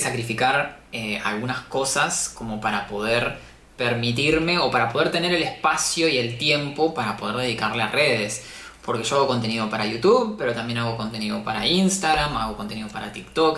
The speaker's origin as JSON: {"language": "Spanish", "region": "Patagonia", "country": "Argentina", "moved": "as an adult", "lives_now": "Buenos Aires, Argentina", "said": "yo soy del sur, en realidad yo soy de la Patagonia, entonces me mudé a Buenos Aires a estudiar medicina"}